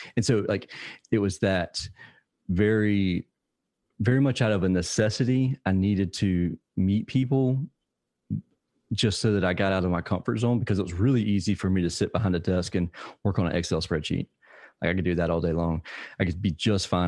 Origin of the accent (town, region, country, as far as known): Savannah, Georgia, United States